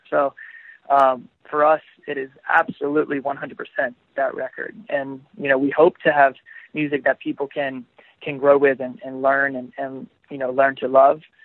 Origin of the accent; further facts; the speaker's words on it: Florida, United States; I am from Florida. I'm I'm at home right now